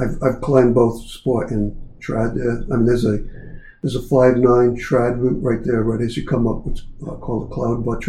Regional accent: Rhode Island, United States; also born or lived in California; I'm originally from Rhode Island

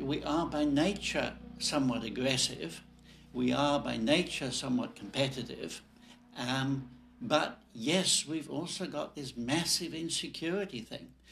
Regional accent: Nigeria; I was born in Nigeria, you know, a colony of the British Empire.

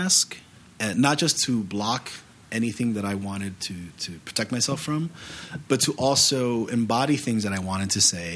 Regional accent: New York, United States; I'm from New York. I was born and raised here

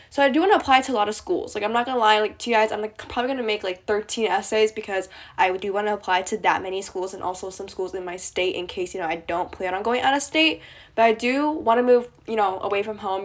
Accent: East Coast of the US, United States; I'm from the East Coast of the U S

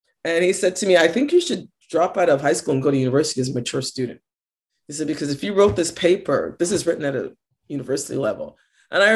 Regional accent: Toronto, Ontario, Canada; we grew up on Ontario Housing, and I lived at Don Mills and Finch

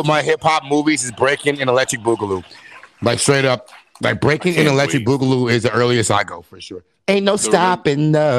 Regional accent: Wisconsin, United States; my hometown out here in Wisconsin.

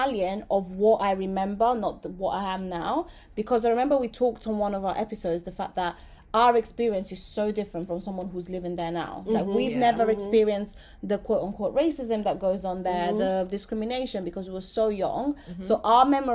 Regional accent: London, United Kingdom; From London

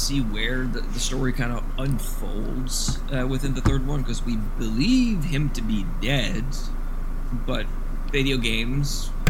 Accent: Canada

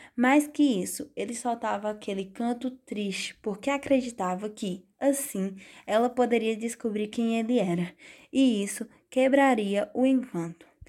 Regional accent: Brazil; sou brasileira

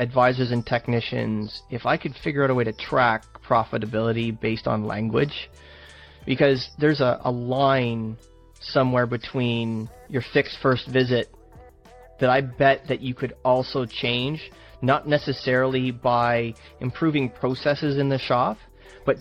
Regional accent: Canada; I'm Canadian

